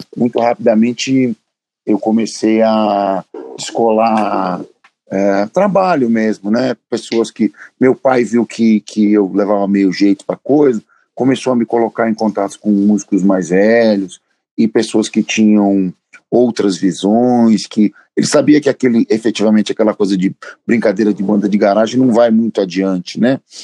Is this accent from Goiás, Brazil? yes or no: no; São Paulo, Brazil; Eu morava sempre, morava sempre no mesmo lugar. Eu nasci na Moca